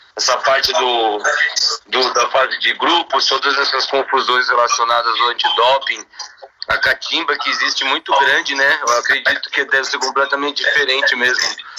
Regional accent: São Bernardo do Campo, São Paulo, Brazil; now in Bragança Paulista, Brazil; hoje eu estou em Bragança, mas eu sou de São Bernardo do Campo

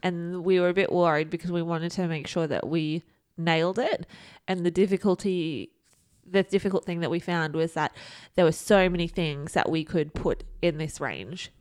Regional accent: Australia; we are from Australia

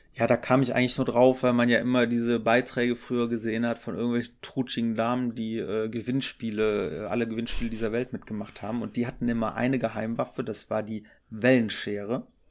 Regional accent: Düren, North Rhine-Westphalia, Germany; ich komme aus, aus Düren

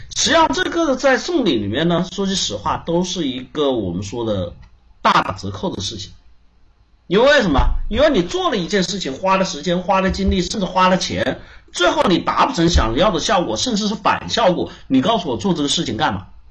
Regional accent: China; 我们中国人

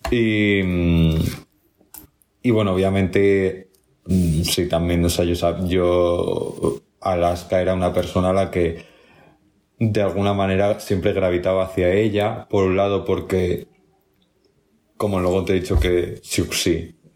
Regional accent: Andalusia, Spain; accent: Andalusian; O sea, yo, de hecho, fíjate que no tengo mucho acento andaluz.

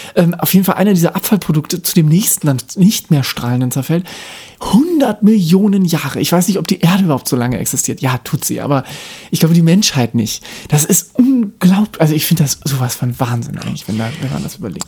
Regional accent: Baden-Württemberg, Germany; In Baden-Württemberg, also wobei ich bin nicht in Baden-Württemberg geboren, aber ich bin da aufgewachsen

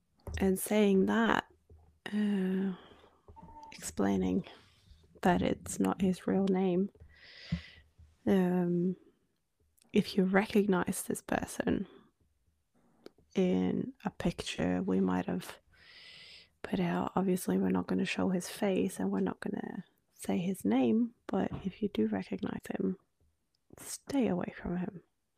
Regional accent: Norway; accent: Norwegian; first language Norwegian; English is a second language; Australia, they're not even going to know you're Norwegian. And I'm like, even I can hear my Norwegian in my Australian accent.

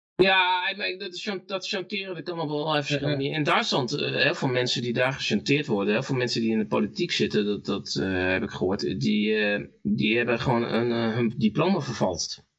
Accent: North Brabant, Netherlands; moved away; also born or lived in Friesland; ik kwam uit Brabant

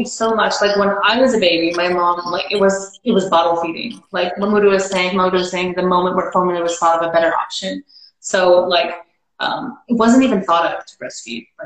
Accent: Canada; moved away as an adult; also born or lived in Houston, Texas; now in Saudi Arabia; Yeah, well, yeah, I'm from Canada, but I'm living actually in Saudi.

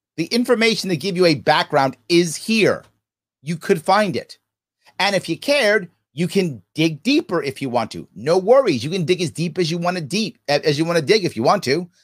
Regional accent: United States; I'm in America. I'm American

